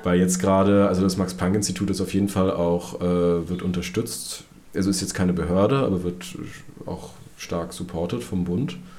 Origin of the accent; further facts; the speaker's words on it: Berlin, Germany; meine Heimatstadt Berlin